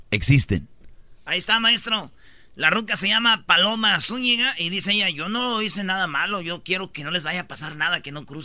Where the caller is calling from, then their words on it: Phoenix, Arizona, United States; Yo soy de Phoenix, me mandó saludos, José.